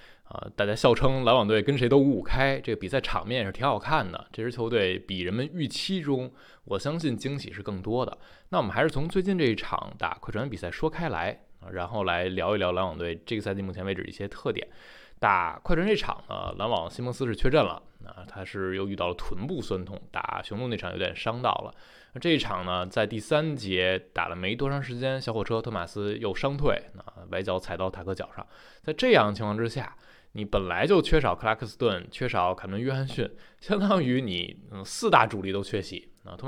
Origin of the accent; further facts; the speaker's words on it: Taichung, Taiwan; 欢迎来到篮球新事，